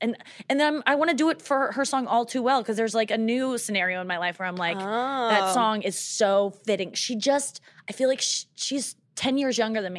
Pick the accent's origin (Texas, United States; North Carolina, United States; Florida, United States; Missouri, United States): Missouri, United States; St. Louis; And we're both from St. Louis.